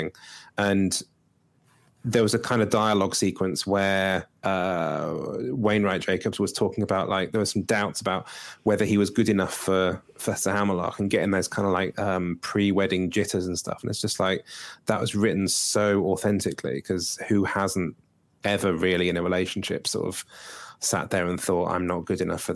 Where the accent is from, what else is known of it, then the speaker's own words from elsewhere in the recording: United Kingdom; I'm awkwardly British